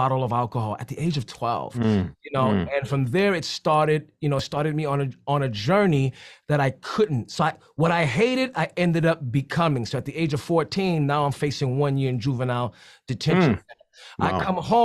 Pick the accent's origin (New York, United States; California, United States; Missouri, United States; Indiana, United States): New York, United States; New York City; I'm from the Bronx, so we're always living in the extremes